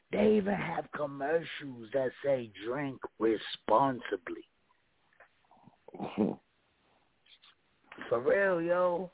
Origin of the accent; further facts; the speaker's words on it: New York City, New York, United States; Brooklyn made me the man that I am today